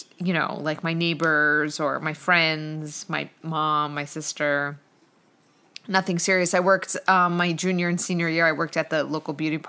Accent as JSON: {"language": "English", "town": "Blairstown", "region": "New Jersey", "country": "United States", "tie": "born or raised there", "said": "I'm actually from the country and I had cows in my backyard. We had acres and acres of land that I grew up on"}